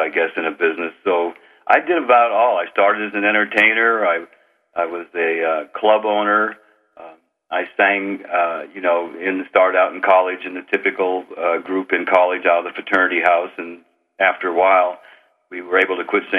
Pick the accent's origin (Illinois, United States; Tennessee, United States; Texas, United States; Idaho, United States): Idaho, United States; northern; moved away as an adult; also born or lived in California; I grew up on Indian reservation lands in northern Idaho